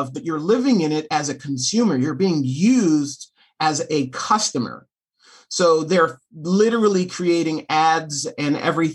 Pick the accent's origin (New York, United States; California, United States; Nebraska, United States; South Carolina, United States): New York, United States; New York City; also born or lived in Los Angeles, United States; now in Fort Wayne, United States; I'm half Puerto Rican, half Russian Jew from New York City. I've lived in L.A. for 10 years